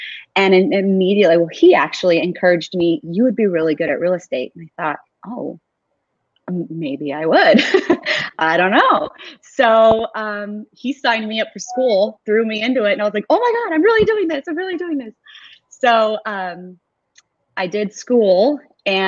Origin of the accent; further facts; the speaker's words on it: Gilbert, Arizona, United States; I was born and raised in Gilbert, Arizona. So been here all my life